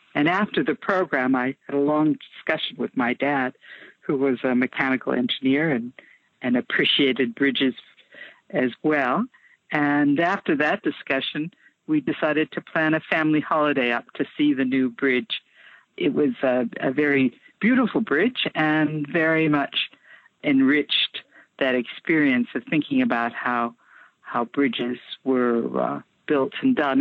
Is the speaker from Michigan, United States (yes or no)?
yes; Detroit, Michigan, United States; moved away as an adult; now in Australia; I grew up, uh, as you said, in the States, and where I grew up particularly was around the Detroit area in Michigan